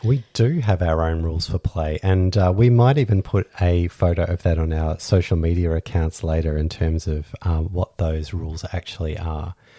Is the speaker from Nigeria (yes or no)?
no; Australia; We're Australian lifestyle kinksters